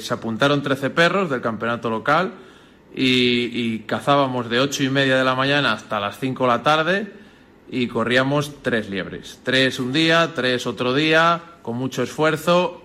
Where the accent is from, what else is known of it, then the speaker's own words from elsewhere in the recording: Nava del Rey, Castile and León, Spain; agricultores y cazadores somos vecinos de Nava del Rey